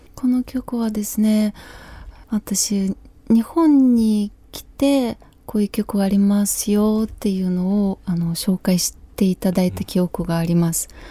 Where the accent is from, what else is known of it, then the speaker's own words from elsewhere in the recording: Ukraine; Japanese is a second language; moved away as an adult; also born or lived in Kyiv; now in Japan; 私のふるさとウクライナ